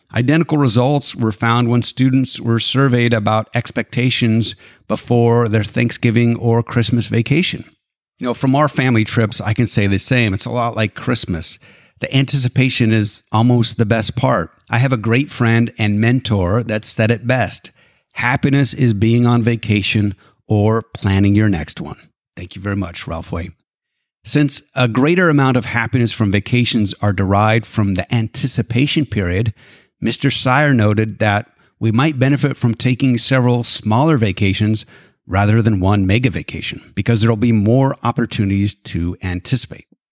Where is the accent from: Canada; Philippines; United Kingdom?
Canada; Alberta; now in United States; I was born and raised in Alberta, Canada.